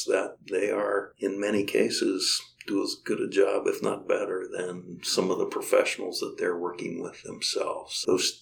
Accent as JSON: {"language": "English", "region": "Kansas", "country": "United States", "tie": "born or raised there", "moved": "yes", "lives_now": "Nebraska, United States", "said": "I was born and raised in Kansas"}